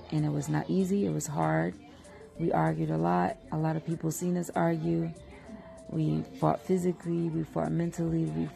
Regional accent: Philadelphia, Pennsylvania, United States; I'm from Philly

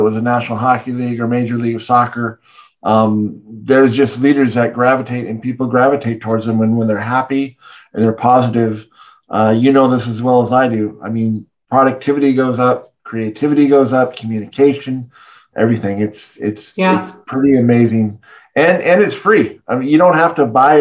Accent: Canada; we're both Canadian, our moms are American

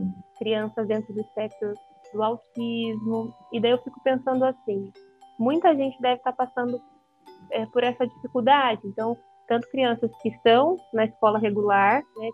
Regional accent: Ourinhos, São Paulo, Brazil; eu sou de Ourinhos, né, interior de São Isso. Paulo

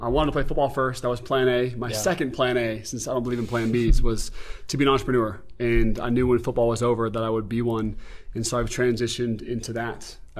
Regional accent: Beaverton, Oregon, United States; moved away as an adult; also born or lived in Utah; I'm from Beaverton, Oregon. That's where I grew up.

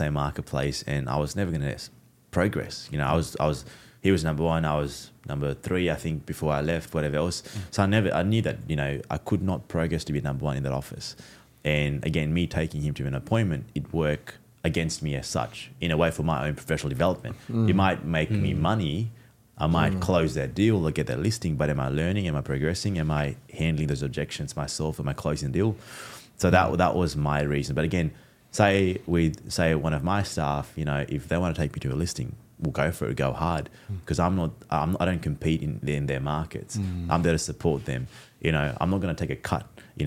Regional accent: Fiji; I'm Fijian Indian.

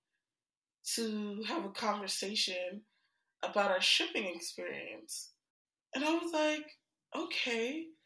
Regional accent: New York, United States; as a New Yorker

